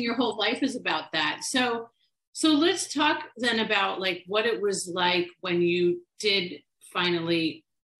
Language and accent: English; Long Island, New York, United States; now in Florida, United States; I grew up in Long Island, New York